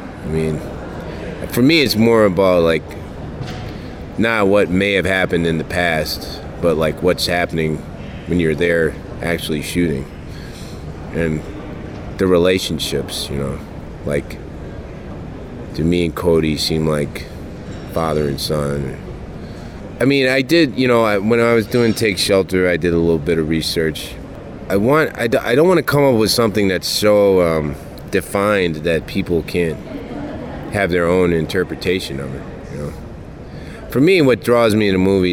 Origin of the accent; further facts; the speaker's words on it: Kentucky, United States; I grew up in Kentucky